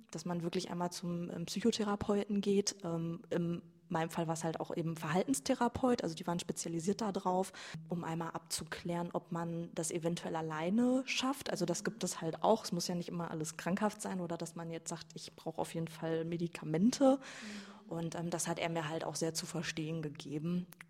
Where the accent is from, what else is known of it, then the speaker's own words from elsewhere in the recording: Iserlohn, North Rhine-Westphalia, Germany; ich komme aus Iserlohn, nicht aus Altena.